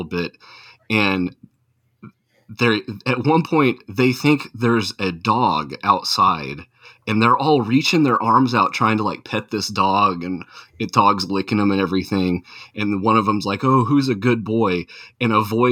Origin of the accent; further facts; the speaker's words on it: Tornado Alley, United States; I grew up in Tornado Alley